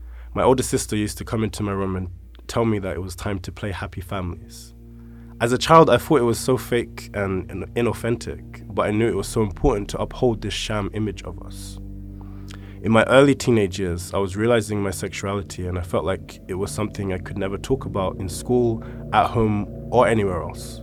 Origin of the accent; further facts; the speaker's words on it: London, United Kingdom; I was born and raised in East London to first-generation Sierra Leonean parents